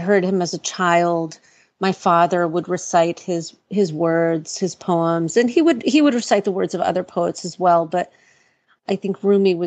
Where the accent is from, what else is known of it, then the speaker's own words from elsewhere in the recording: New York City, New York, United States; I live in Brooklyn. I was born in New York City to Iranian parents.